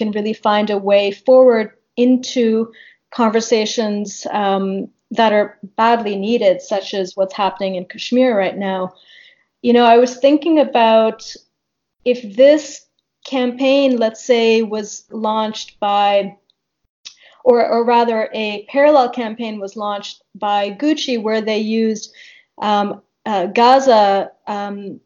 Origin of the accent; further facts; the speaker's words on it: Canada; I'm speaking not even as an Indian located in India, but as a Canadian, as a diasporic member of the South Asian Indian community